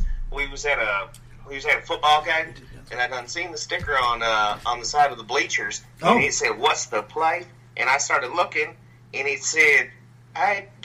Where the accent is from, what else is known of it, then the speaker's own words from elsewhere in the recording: Jacksonville, Florida, United States; I'm right there, Jacksonville, Florida. Right on the Florida, Georgia line.